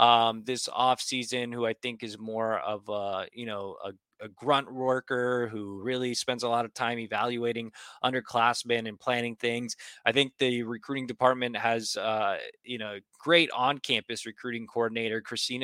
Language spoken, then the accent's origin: English; Texas, United States; I'm from Texas